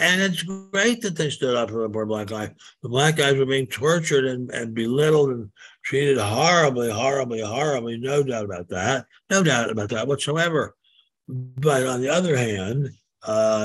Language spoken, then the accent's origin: English; Maryland, United States; my home state of Maryland